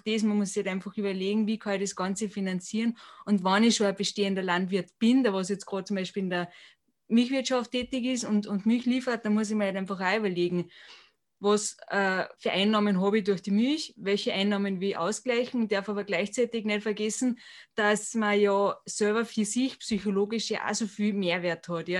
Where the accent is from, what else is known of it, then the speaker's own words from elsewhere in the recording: Austria; bei uns in Europa oder in Österreich